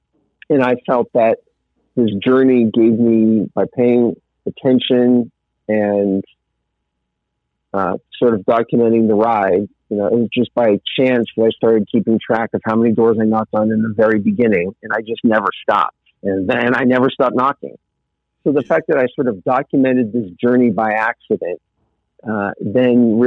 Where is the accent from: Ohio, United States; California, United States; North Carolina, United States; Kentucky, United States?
California, United States; Southern; moved away as an adult; also born or lived in Malibu; now in Colorado, United States; I grew up in Southern California in a nice middle class home, and I lived in Malibu